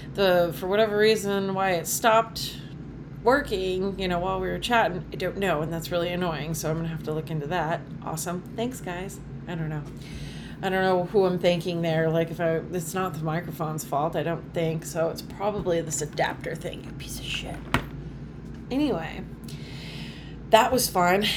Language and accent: English; Phoenix, Arizona, United States; moved away as an adult; also born or lived in Arlington, Massachusetts / Boston area; growing up in the Phoenix area